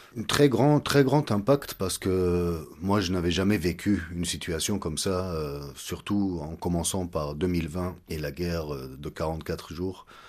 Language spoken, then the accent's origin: French; Egypt; moved away as an adult; also born or lived in Montreal, Canada; now in Yerevan, Armenia; je suis né en Égypte, j'ai grandi euh, en Égypte jusqu'à l'âge de 18 ans